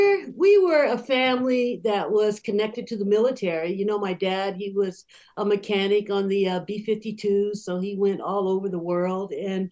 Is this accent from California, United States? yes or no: yes; Rancho Cordova, California, United States; also born or lived in Charleston; I know when we came from Charleston and we moved back to Sacramento, they purposely moved us into Rancho Cordova because of the school system.